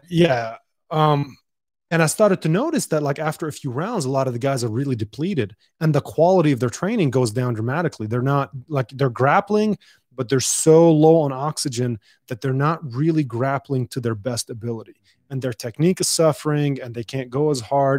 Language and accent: English; Dubai, United Arab Emirates; now in El Paso, United States; I was born and raised in Dubai